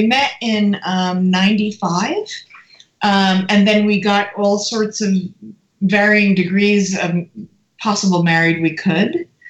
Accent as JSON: {"language": "English", "region": "New Jersey", "country": "United States", "said": "We're both from New Jersey."}